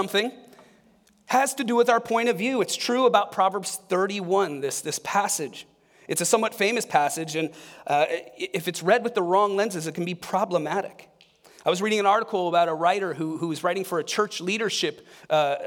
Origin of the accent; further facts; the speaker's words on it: Akron, Ohio, United States; I grew up in Akron, Ohio, not far from Cleveland